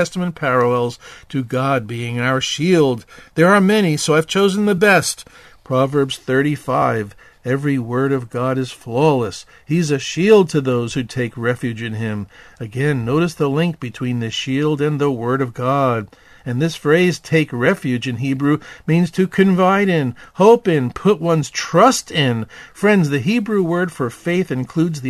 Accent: United States; also born or lived in Arizona; As Western American Christians, we've been living the American brand of Christianity too long.

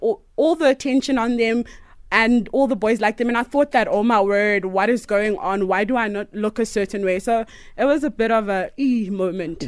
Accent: Potchefstroom, North West, South Africa; growing up in Potch was super awesome. I really, really enjoyed living with my grandmother

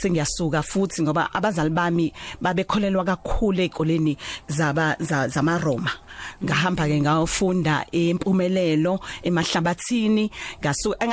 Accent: Durban, KwaZulu-Natal, South Africa; also born or lived in Empangeni / Umlazi; ngizalelwe eThekwini em ngihlala emlazi

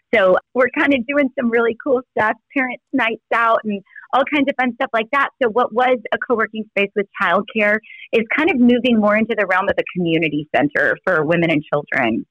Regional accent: Texas, United States; I'm from Texas

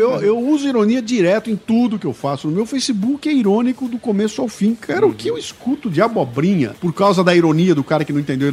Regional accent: Brazil; eu como brasileiro

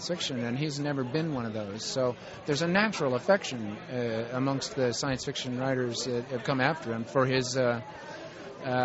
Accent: Waukegan, Illinois, United States; moved away; also born or lived in Southern California; I was born in the same town that he was, Waukegan, Illinois

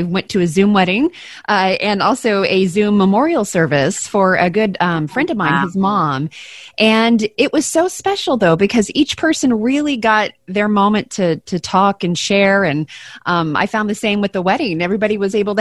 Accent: Texas, United States; moved away; growing up in Texas and then coming up here

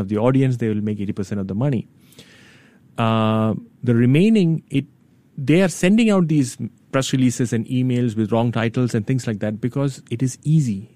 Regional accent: India; now in Singapore; I grew up in India

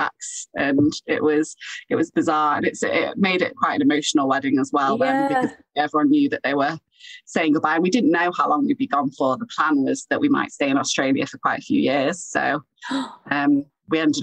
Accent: Chester, North West England, United Kingdom; moved away as an adult; also born or lived in Sheffield; I'm from Chester.

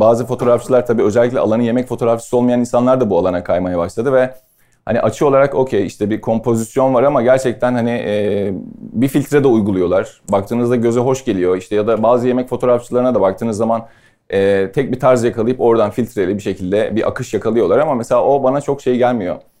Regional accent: Istanbul, Turkey; also born or lived in London; ben Sarıyer'de doğdum büyüdüm.

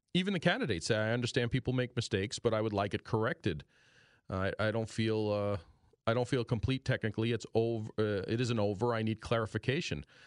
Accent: Greenfield Township, Pennsylvania, United States; born or raised there

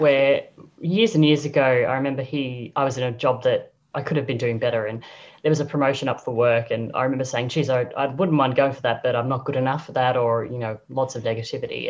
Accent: Brisbane, Queensland, Australia; moved away as an adult; also born or lived in Sydney / Singapore / Croatia; now in Europe; born and bred in Brizzy

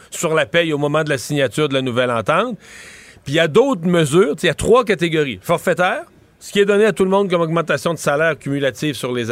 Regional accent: Quebec, Canada; quand on est québécois

